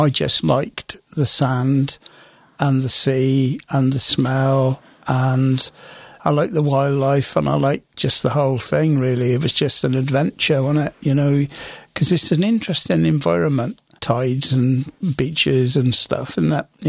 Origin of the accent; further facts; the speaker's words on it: Wales, United Kingdom; We were a long way from the sea. We were on the edge of the Brecon Beacons at the top end of Steel and Coal Town.